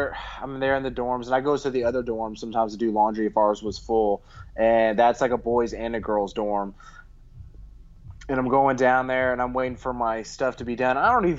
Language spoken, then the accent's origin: English; Houston, Texas, United States; I grew up in Houston